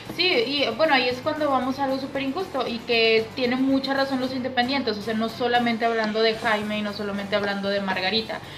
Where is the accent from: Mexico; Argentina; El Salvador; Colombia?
Mexico; como buenos mexicanos que somos